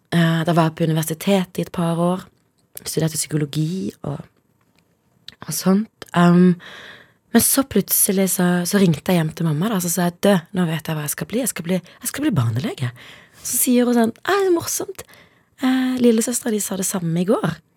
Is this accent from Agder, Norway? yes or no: yes; Kristiansand, Agder, Norway; also born or lived in Zimbabwe / Søgne; vokste jeg opp da, på et sted som heter Justvik.